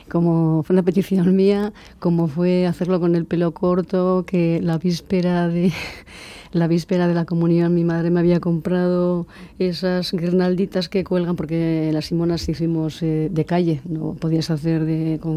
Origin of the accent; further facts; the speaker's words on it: Barakaldo, Basque Country, Spain; yo llego a Baracaldo procedente de Careaga y porque nací en Careaga.